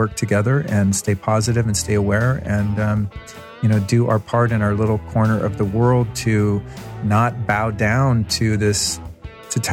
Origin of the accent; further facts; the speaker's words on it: California, United States; I'm from California